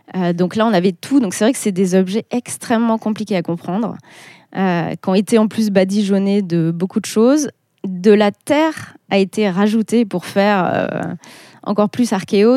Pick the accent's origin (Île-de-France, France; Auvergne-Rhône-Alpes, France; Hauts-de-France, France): Auvergne-Rhône-Alpes, France; Clermont-Ferrand; moved away as an adult; also born or lived in Paris / Burgundy; je suis née à Clermont, donc je suis auvergnate, donc j'ai toujours connu euh, Gergovie